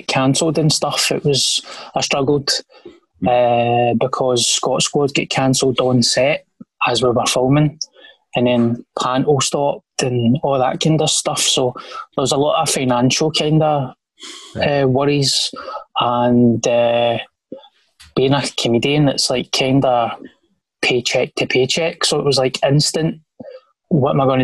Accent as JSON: {"language": "English", "town": "Glasgow", "region": "Scotland", "country": "United Kingdom", "tie": "born or raised there", "said": "Springburn. Born and raised"}